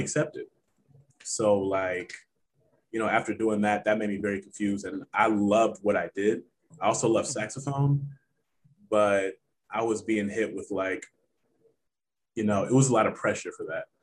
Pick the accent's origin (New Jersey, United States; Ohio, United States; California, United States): Ohio, United States; Cincinnati; I'm from Cincinnati, Ohio. That's home.